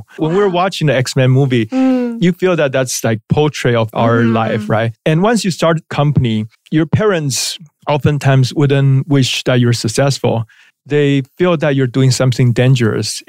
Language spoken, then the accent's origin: English; Taiwan; moved away as an adult; also born or lived in Shanghai / New York; I was born and raised in Taiwan.